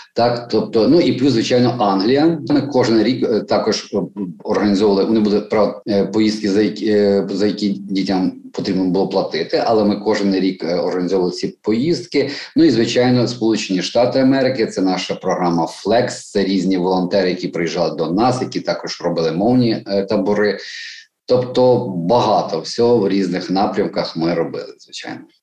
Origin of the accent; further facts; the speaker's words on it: Mariupol, Donetsk Oblast, Ukraine; moved away as an adult; now in Kyiv, Ukraine; ми маріупольці